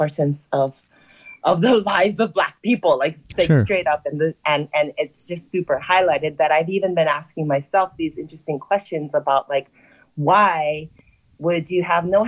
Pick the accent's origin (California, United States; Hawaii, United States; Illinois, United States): Hawaii, United States; I'm a Hawaiian. I'm a kanaka oʻiwi, meaning I'm like a Hawaiian, a person born where my ancestors are buried.